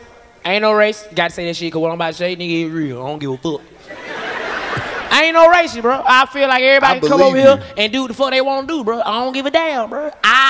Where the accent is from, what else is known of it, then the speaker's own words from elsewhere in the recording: Atlanta, Georgia, United States; Hey, I'm from Atlanta.